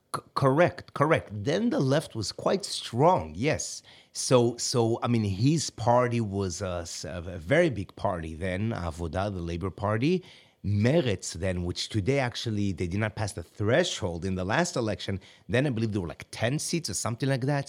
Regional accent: Kfar Chabad, Central District, Israel; moved away; I grew up myself in Kfar Khabad, which is in the center, so I have family there.

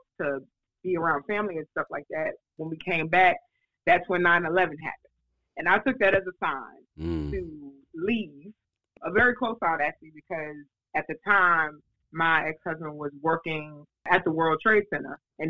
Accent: New York City, New York, United States; moved away as an adult; now in South Carolina, United States; when I was growing up in New York

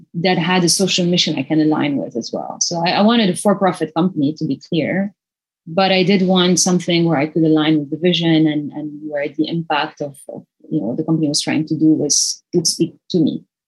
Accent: Lebanon; now in Singapore; I grew up in Lebanon, which is a tiny country

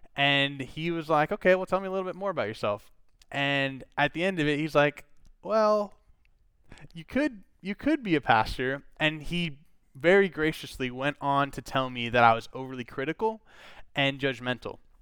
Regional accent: Minnesota, United States; I grew up in Minnesota

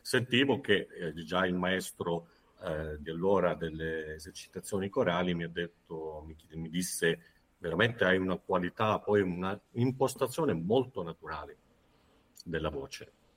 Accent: San Severo, Apulia, Italy; sono pugliese di San Severo Foggia, quindi abitavo a San Severo

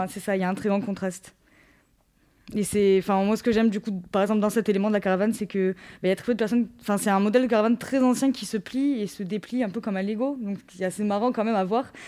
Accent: Rognac, Provence-Alpes-Côte d'Azur, France; also born or lived in Marseille; quand je suis rentrée chez moi à Rognac

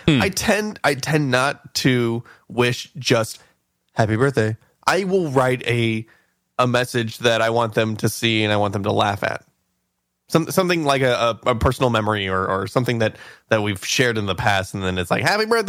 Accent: Scotland, United Kingdom; We're Scottish.

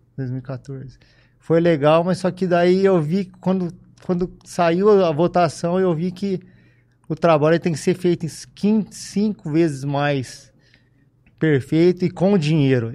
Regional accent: Ribeirão Preto, São Paulo, Brazil; also born or lived in Piracicaba / Bebedouro; Eu nasci em Piracicaba e vim para Ribeirão com seis anos de idade. Aí de seis anos para cá, só, só vivi aqui, morei aqui

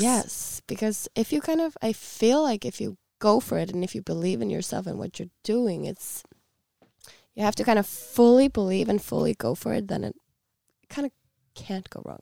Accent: Iceland; we are a small nation

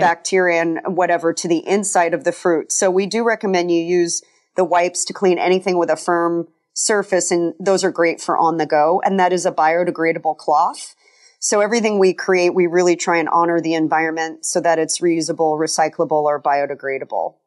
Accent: Colorado, United States; kind of a tree hugger growing up in Colorado

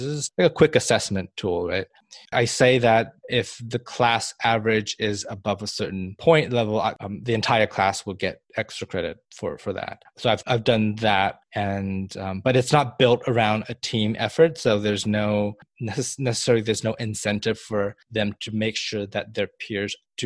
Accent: Malaysia; moved away; when I grew up in Malaysia, I had attended a British school

